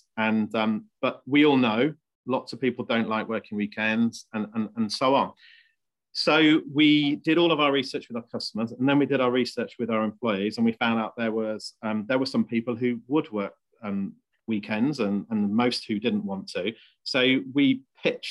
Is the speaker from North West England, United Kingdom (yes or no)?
no; Leicestershire, East Midlands, United Kingdom; also born or lived in Bristol; I was born in Bristol, brought up in Leicestershire.